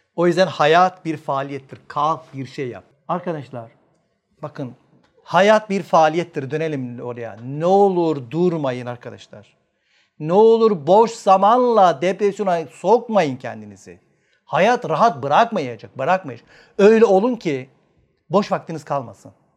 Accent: Manisa, Turkey; ben Manisalıyım

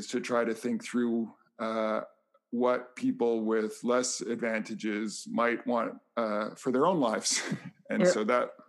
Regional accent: Vancouver, British Columbia, Canada; I grew up in Vancouver, Canada, on the West Coast, British Columbia

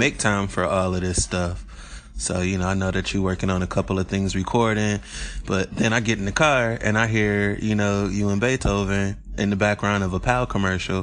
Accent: Detroit, Michigan, United States; I grew up in Corktown. So that's one of my favorite neighborhoods over there, right in the Michigan and Trumbull area

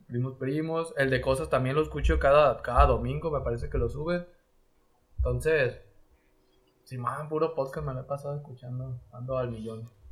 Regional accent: Sinaloa, Mexico; soy de Sinaloa

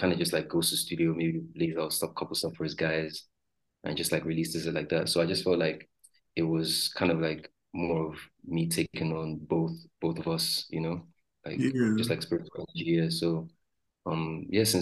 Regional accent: Lagos, Nigeria; I grew up around like around the Ajah side.

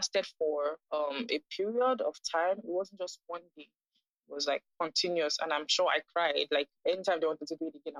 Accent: Nigeria; also born or lived in Ghana; I'm 24 years old and I am Nigerian. I currently stay in Lagos, Nigeria

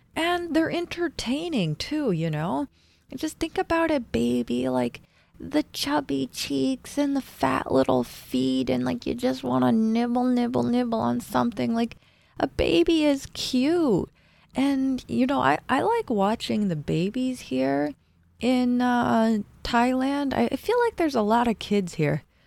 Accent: United States; I am an American born and raised

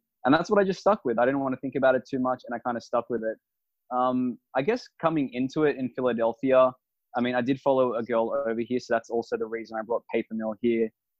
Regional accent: Sydney, New South Wales, Australia; moved away; And I moved over here from Australia, Sydney, Australia, about 3 years ago, followed my heart over here.

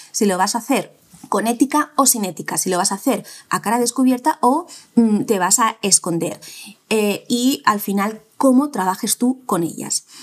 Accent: Spain; cómo somos los españoles

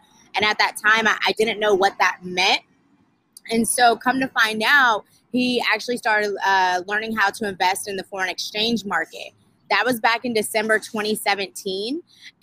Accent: Sacramento, California, United States; moved away as an adult; also born or lived in Atlanta, Georgia; I'm from Sacramento, California, graduated from Sac State.

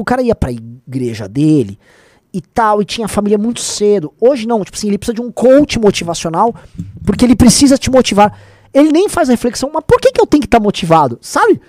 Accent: São Paulo, Brazil; Eu e meu irmão viemos da ZL

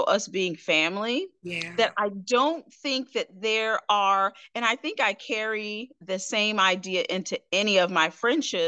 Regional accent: Albany, New York, United States; moved away as an adult; also born or lived in Hattiesburg, Mississippi; I was raised from about the age of 5. We went from downstate, which is your whole New York City area, to upstate. So I was raised in Albany, the capital, and that area

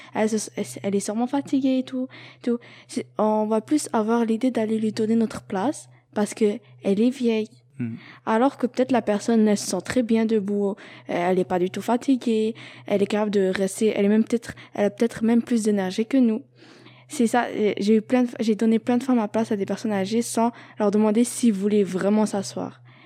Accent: Algeria; now in Montreal, Canada; je viens d'Algérie

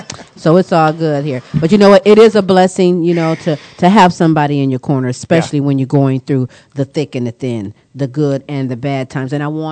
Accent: Ohio, United States; Never heard. I'm from Ohio.

